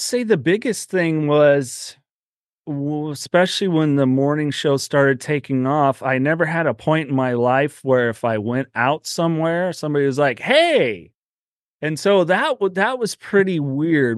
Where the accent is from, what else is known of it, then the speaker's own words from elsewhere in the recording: Aromas, California, United States; also born or lived in Salinas, California; I was born in Salinas, California, so right next to a lettuce field. That's that's really where I grew up in a little town called Aromas, right near Watsonville, California